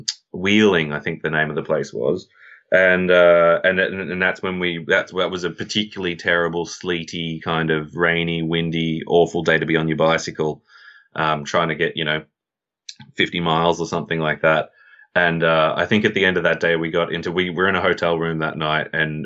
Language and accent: English; Australia; moved away as an adult; as an Australian